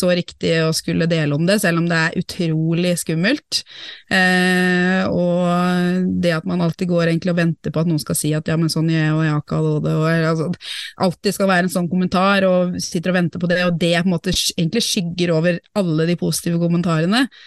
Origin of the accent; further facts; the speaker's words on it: Norway; jeg er norsk